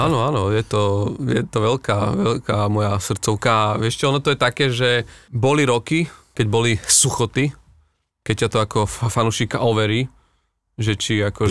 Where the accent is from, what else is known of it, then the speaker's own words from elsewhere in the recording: eastern Slovakia, Slovakia; now in Bratislava, Slovakia; ja som z východu a ja keď som urobil svoj prvý stand-up o východniaroch